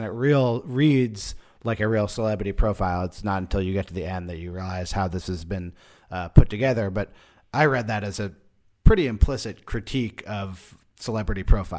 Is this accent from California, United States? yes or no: yes; Berkeley, California, United States; My hometown.